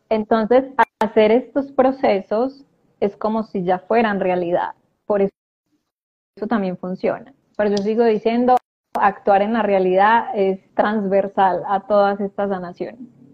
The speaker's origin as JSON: {"language": "Spanish", "town": "Medellín", "region": "Antioquia", "country": "Colombia", "moved": "yes", "lives_now": "Argentina", "said": "yo soy de Colombia, en este momento estoy en Argentina"}